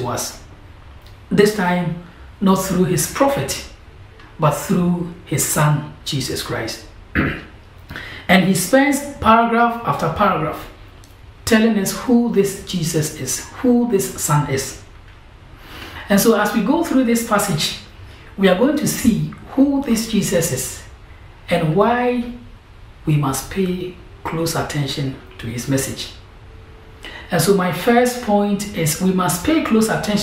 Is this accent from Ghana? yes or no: yes; Ghana; moved away as an adult; now in London, United Kingdom; I'm from Ghana, and I'm here doing Cornhill